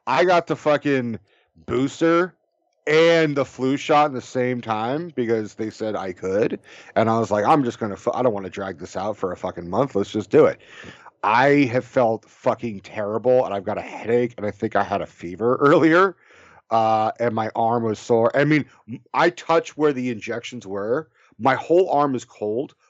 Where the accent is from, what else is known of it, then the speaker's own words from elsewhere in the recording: California, United States; I'm from California.